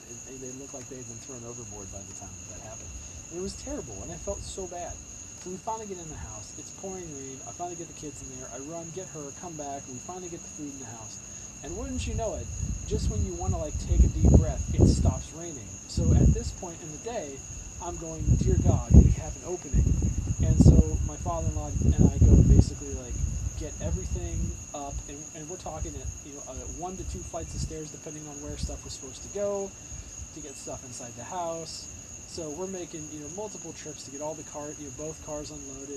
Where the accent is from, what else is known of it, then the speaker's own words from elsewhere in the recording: Southern California, United States; moved away as an adult; now in Pittsburgh, United States; I grew up in Southern California. I grew up around the beach.